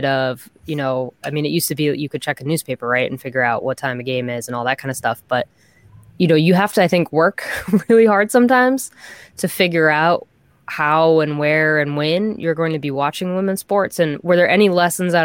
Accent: Boston, Massachusetts, United States; I'm from Boston

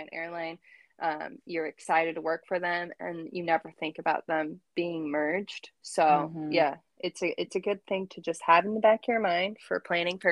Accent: Washington, United States; also born or lived in Salt Lake City; now in Bellingham, United States; I'm from Washington State

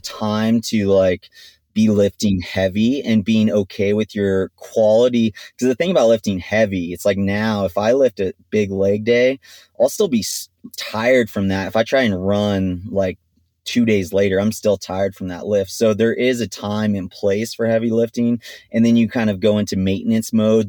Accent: Big Bear Lake, California, United States; also born or lived in Stanford / Mammoth Lakes; I grew up in Big Bear Lake at altitude

